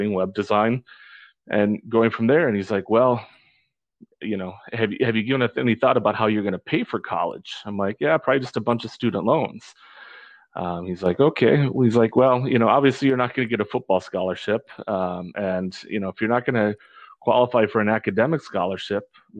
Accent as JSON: {"language": "English", "region": "northern Wisconsin", "country": "United States", "tie": "born or raised there", "also_born_or_lived": "Nogales, Arizona", "moved": "yes", "lives_now": "Orange County, California, United States", "said": "I was born and raised up in northern Wisconsin"}